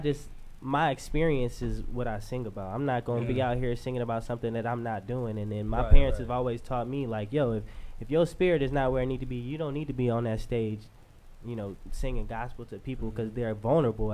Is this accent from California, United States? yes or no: no; Grand Rapids, Michigan, United States; I'm from Grand Rapids